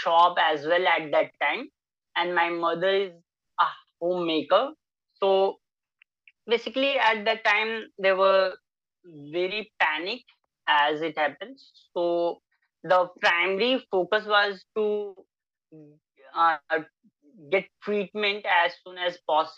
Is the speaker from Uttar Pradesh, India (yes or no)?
no; Kolua, Bihar, India; also born or lived in Bettiah, Bihar; I hail from West Champaran, Bihar. There is a small village, Kolua. So I spent most of my time there